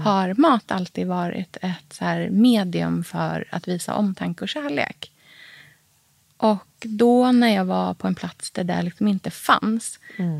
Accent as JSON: {"language": "Swedish", "town": "Norrköping", "region": "Östergötland", "country": "Sweden", "tie": "born or raised there", "said": "det livet som jag hade hemma i Norrköping"}